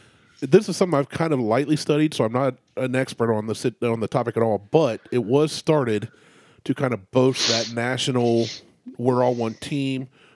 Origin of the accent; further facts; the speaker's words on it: Ohio, United States; being born and raised in Ohio